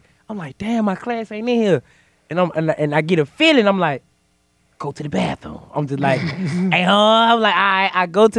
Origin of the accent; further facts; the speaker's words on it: Atlanta, Georgia, United States; I am from Atlanta, Georgia, the West Side, born and raised